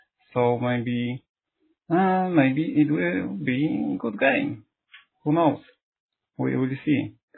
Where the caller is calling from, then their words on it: Poland; English is a second language; Hello, I am calling from Poland.